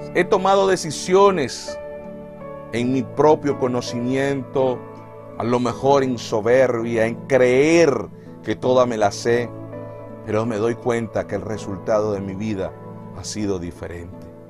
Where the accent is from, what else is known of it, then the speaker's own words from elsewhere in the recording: Venezuela; moved away; en mi país, en Venezuela